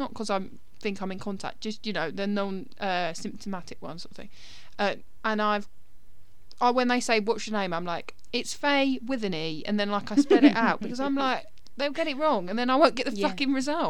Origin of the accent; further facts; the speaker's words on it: United Kingdom; As British people